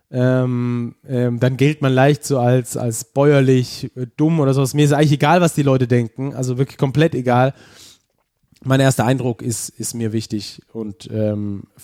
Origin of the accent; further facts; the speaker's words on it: Stuttgart, Baden-Württemberg, Germany; accent: Stuttgarter Schwäbisch; ich habe einen stärkeren Dialekt. Okay. Äh, also ich sag mal so ein Stuttgarter Schwäbisch habe